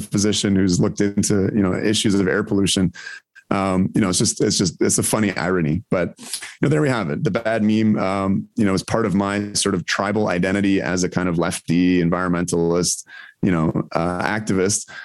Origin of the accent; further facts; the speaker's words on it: Ontario, Canada; I grew up in Ontario